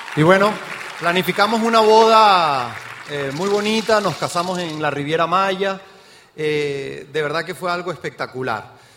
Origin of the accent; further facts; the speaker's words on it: Mérida, Venezuela; accent: Venezuelan; moved away as an adult; also born or lived in Caracas, Venezuela / Trinidad and Tobago; now in Mexico; ya escuchó mi acento, soy venezolano de nacimiento, porque ya soy mexicano también, ¿no? Y nací en Mérida, Venezuela, me fui a Caracas a trabajar